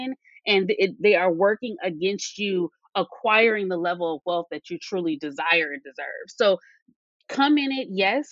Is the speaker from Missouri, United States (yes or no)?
no; California, United States; I am from California.